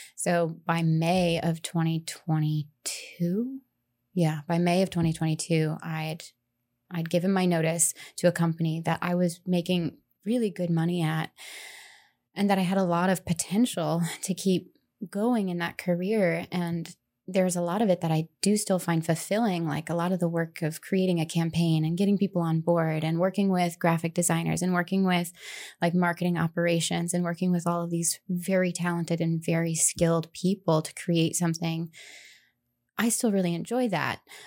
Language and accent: English; Indiana, United States; moved away as an adult; also born or lived in Denver, Colorado; now in Ellsworth, United States; I'm originally from Indiana. um, rural Indiana, middle of cornfield Indiana